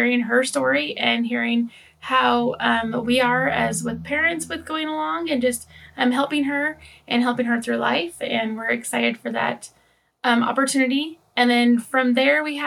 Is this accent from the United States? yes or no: yes; Idaho, United States; we are from Idaho